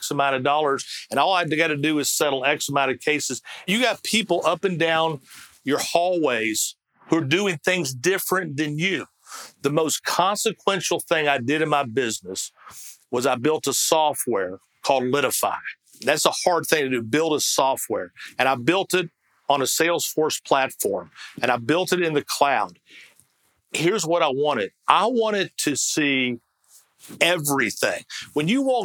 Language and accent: English; Kentucky, United States; moved away; I'm from Kentucky